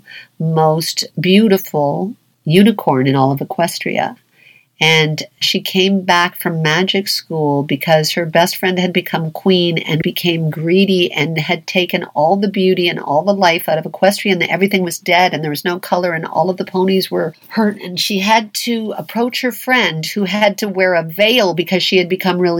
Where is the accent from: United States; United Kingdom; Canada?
Canada; Toronto, Ontario; I'm from Toronto